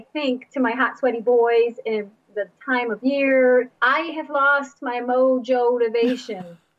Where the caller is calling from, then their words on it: Lakes Region, New Hampshire, United States; I'm calling from the Lakes region of New Hampshire, and I have three hot, sweaty little boys.